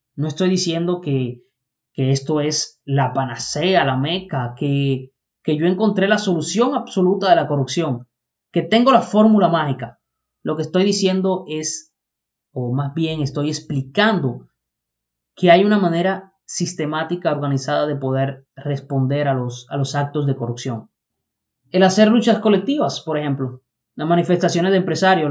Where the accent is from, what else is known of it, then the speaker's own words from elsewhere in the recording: Dominican Republic; Somos dominicanos todos, no una parte. Acá es donde vivimos, y no solo aquí en República Dominicana